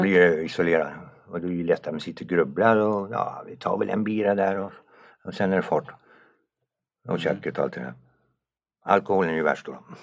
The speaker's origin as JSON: {"language": "Swedish", "town": "Kramfors", "region": "Västernorrland County", "country": "Sweden", "tie": "born or raised there", "also_born_or_lived": "Tumba", "moved": "as an adult", "lives_now": "Sundbyberg, Sweden", "said": "Sen flyttade han upp till Norrland, där bodde jag i 16 år"}